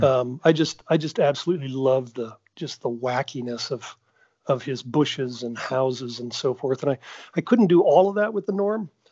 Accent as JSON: {"language": "English", "town": "Normal", "region": "Illinois", "country": "United States", "tie": "born or raised there", "said": "I grew up in Normal, Illinois"}